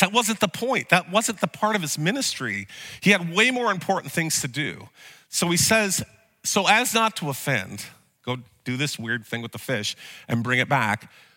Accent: Vernonia, Oregon, United States; I grew up in Sunday school in a small town in Vernonia

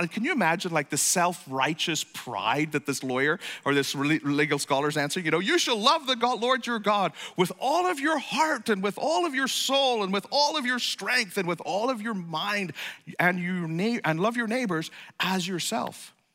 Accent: Ireland; moved away; I'm from Ireland

